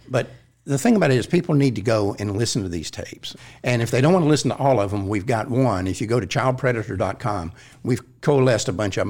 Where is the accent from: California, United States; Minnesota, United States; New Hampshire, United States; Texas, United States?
Texas, United States; Fort Worth; I grew up in Fort Worth.